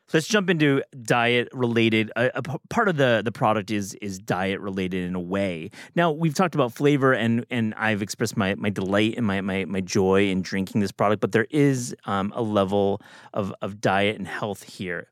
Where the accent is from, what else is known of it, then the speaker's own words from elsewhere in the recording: Midwest, United States; I'm from the Midwest